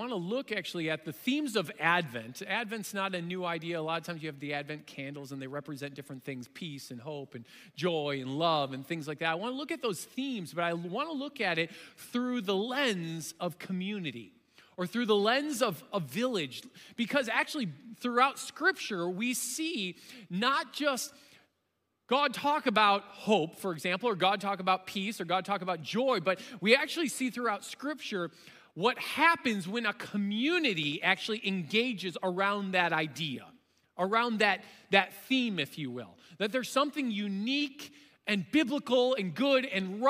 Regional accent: Chicago, Illinois, United States; growing up in the Chicagoland area and in my suburbs where we were

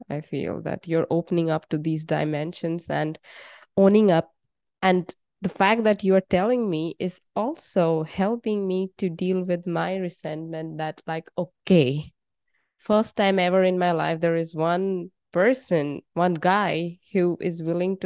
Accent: India; I'm from India

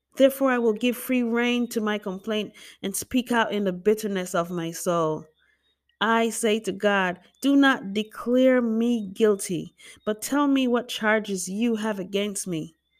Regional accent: Jamaica; I just love being Jamaican. I embrace my culture 'cause we're so dramatic.

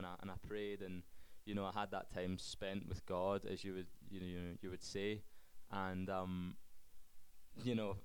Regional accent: Scotland, United Kingdom; Okay, so obviously I'm from Scotland. I grew up in a Christian family

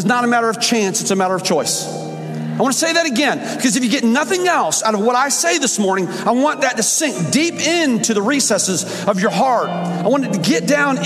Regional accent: Fort Myers, Florida, United States; also born or lived in Illinois; grew up in Florida

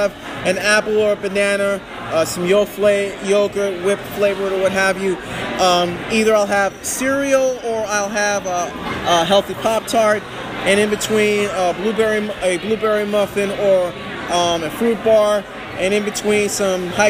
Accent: Hempstead, New York, United States; in my hometown of Hempstead

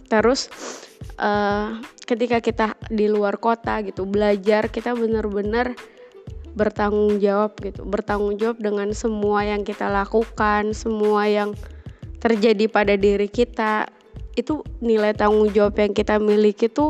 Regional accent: Jakarta, Indonesia; moved away as an adult; also born or lived in Malang; kuliah di luar kota atau merantau tuh terutama di Jawa ya karena gue dari Jakarta merantaunya di Jawa apa-apa murah sih

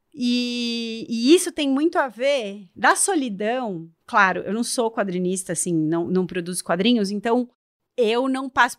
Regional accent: São Paulo, Brazil; now in Florianópolis, Brazil; eu também sou uma mulher brasileira, que moro, sou de São Paulo, moro em Florianópolis

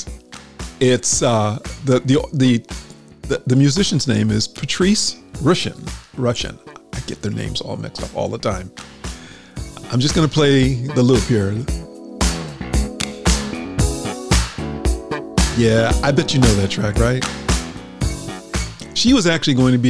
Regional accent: New England, United States; I grew up in New England

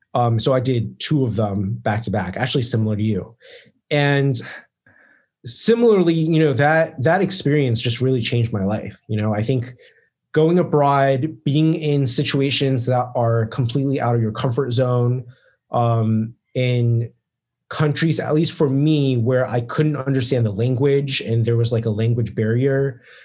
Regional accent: Maryland, United States; moved away as an adult; i'm from like maryland

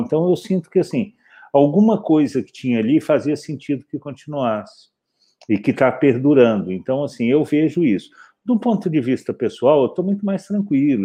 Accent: Belo Horizonte, Minas Gerais, Brazil; moved away as an adult; also born or lived in Campinas; eu nasci, eu nasci em Belo Horizonte

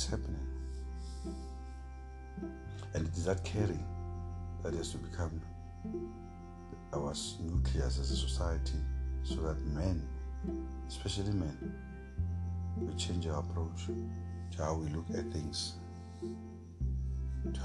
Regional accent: South Africa; as South African men

